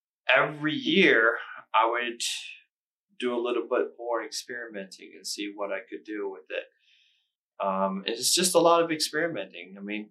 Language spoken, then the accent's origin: English; Circleville, Ohio, United States; because I'm from Circleville, Ohio.